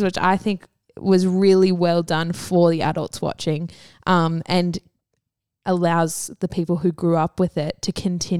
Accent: Canberra, Australian Capital Territory, Australia; No, I grew up in Canberra, so Lancer was like the Subaru WRX of Canberra.

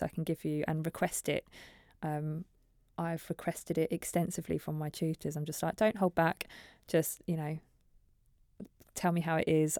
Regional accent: Norfolk, East of England, United Kingdom; moved away as an adult; also born or lived in Preston; I'm from Norfolk originally

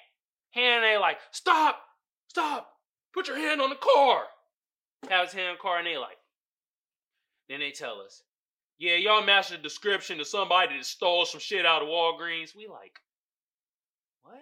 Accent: Oakland, California, United States; my hometown, Oakland, California

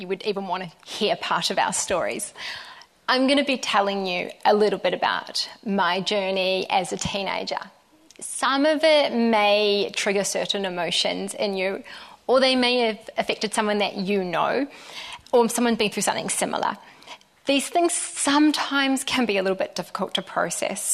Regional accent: Te Puna, Bay of Plenty, New Zealand; moved away as an adult; also born or lived in Sydney, Australia; I grew up just outside of Te Amuru on a farm with my older brother and my amazing parents

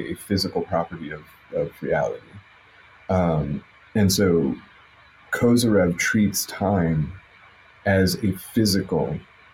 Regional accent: Chicago, Illinois, United States; moved away; I'm originally from Chicago

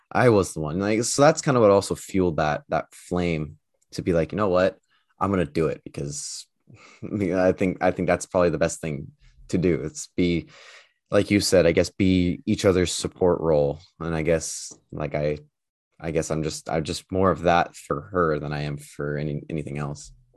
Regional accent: United States; moved away; I'm actually from the States.

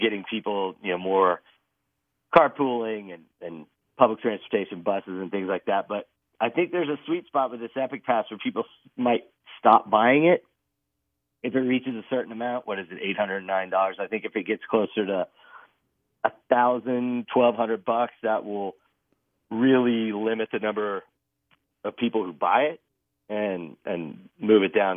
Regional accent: Texas, United States; moved away as an adult; also born or lived in Colorado; now in Eagle, United States; I grew up in Texas

